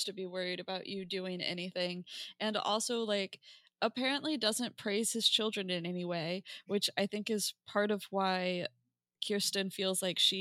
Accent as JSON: {"language": "English", "region": "Appalachia", "country": "United States", "said": "I am also from Appalachia."}